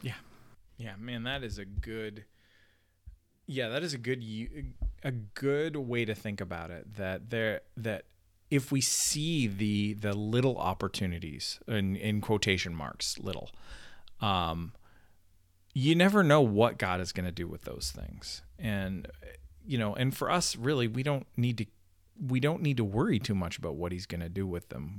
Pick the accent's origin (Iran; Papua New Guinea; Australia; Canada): Canada; now in Nashville, United States; as the Canadian